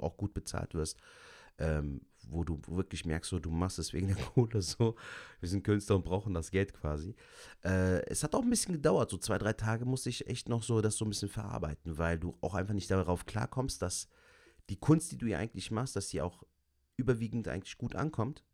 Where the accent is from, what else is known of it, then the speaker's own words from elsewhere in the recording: Cologne, North Rhine-Westphalia, Germany; Köln ist so meine Heimat. Ich kann mir auch nicht vorstellen, hier wegzuziehen, weil ich bin hier geboren und aufgewachsen.